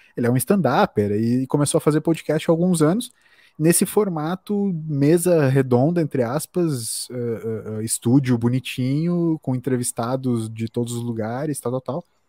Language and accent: Portuguese; Brazil